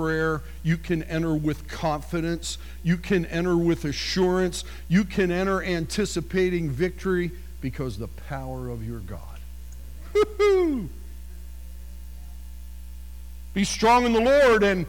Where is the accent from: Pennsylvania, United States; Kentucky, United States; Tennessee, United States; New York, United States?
Pennsylvania, United States; near Harrisburg; I grew up near Harrisburg, Pennsylvania.